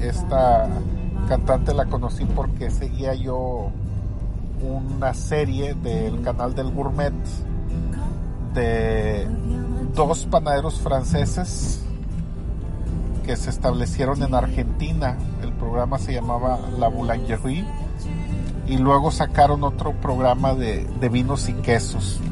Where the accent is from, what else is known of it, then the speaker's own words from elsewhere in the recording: Monterrey, Nuevo León, Mexico; Monterrey, mi ciudad natal